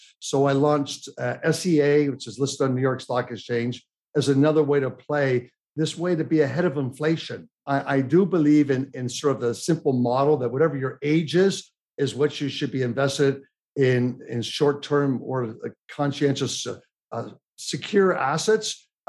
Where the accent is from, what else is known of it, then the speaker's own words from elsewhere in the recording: Toronto, Ontario, Canada; now in United States; But I feel sad being a Canadian American, what my family and relatives have had to go through. I'm so happy my little six-year-old daughter, she's been able to go to school every day here. Had we stayed in Toronto